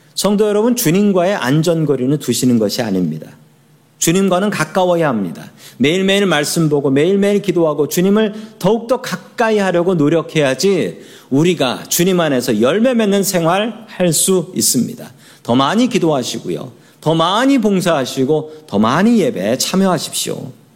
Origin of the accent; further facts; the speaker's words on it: Seoul, South Korea; moved away as an adult; now in United States; 서울 사람이에요. 서울 사람.